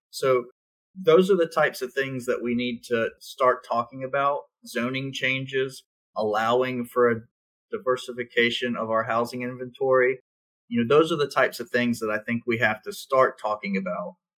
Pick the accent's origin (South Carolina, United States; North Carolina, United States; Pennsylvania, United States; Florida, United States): South Carolina, United States; I grew up in South Carolina when textiles left the state, when the Navy left Charleston